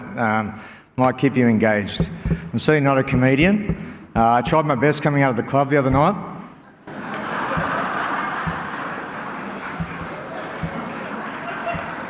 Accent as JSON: {"language": "English", "town": "Sydney", "region": "New South Wales", "country": "Australia", "also_born_or_lived": "Auckland", "moved": "as an adult", "lives_now": "Penrith, Australia", "said": "We're from the Northern Beaches"}